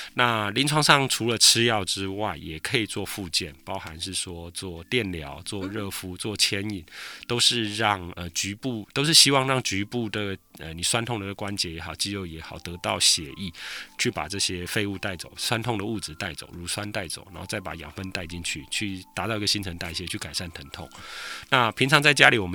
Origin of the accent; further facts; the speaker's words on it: Taiwan; 只能说我们台湾人真的是很辛苦啦，需要常常工作